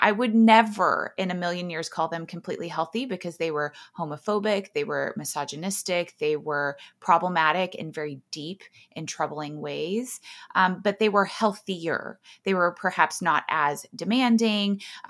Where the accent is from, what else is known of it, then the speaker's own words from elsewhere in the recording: Texas, United States; I grew up in Texas. I grew up in a lot of small towns. My dad was a football coach, so we moved around a lot.